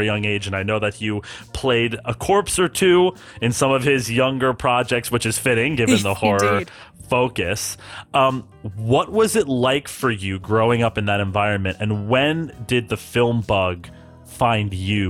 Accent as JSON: {"language": "English", "region": "New Jersey", "country": "United States", "tie": "born or raised there", "also_born_or_lived": "Massachusetts", "said": "We are both Jerseyans from birth. Well, technically, I was born in Massachusetts, but I moved here before I was conscious. So I count myself as a Jerseyan."}